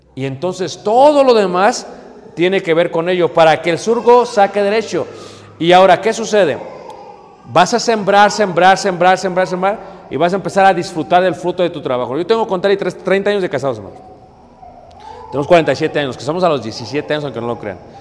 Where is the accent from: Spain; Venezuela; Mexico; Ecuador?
Mexico; como buenos mexicanos